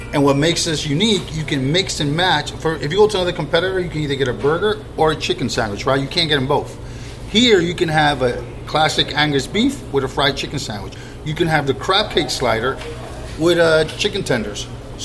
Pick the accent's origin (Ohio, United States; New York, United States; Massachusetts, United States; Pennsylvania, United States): New York, United States; Brooklyn; Brooklyn. It's my daughter's name.